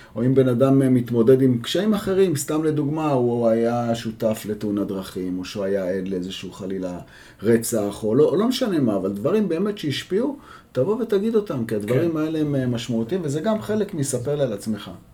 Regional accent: Jerusalem, Jerusalem District, Israel; גדלתי בירושלים

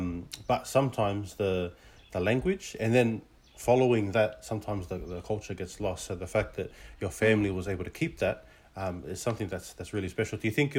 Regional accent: Australia; Both my parents came from Tonga. And, you know, we were born and raised in Australia, but majority of the time we spoke English at home

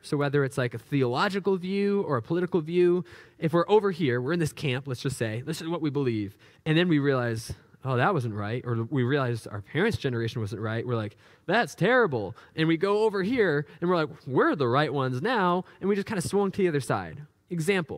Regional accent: New Hampshire, United States; growing up in New Hampshire

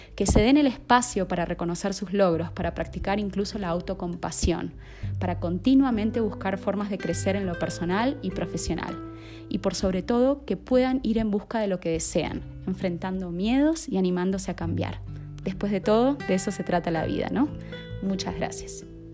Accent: Argentina; moved away as an adult; now in Colombia; soy argentina de nacimiento y estoy viviendo en Colombia hace más de un año y medio

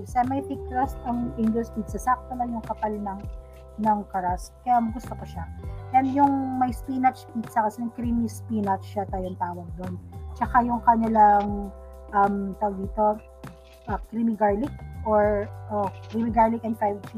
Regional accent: Ilocano, Ilocos Region, Philippines; as an Ilocano.

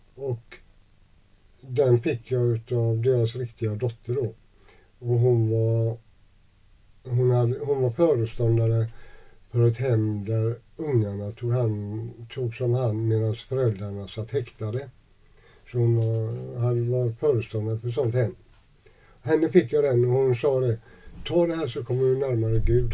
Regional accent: Gothenburg, Västra Götaland, Sweden; also born or lived in Jönköping / Degerfors; jag växte upp i Gamlestaden

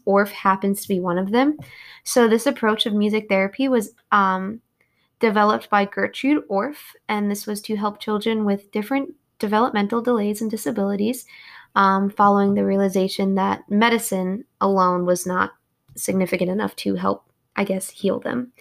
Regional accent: New York, United States; moved away as an adult; also born or lived in Kentucky; I'm from New York.

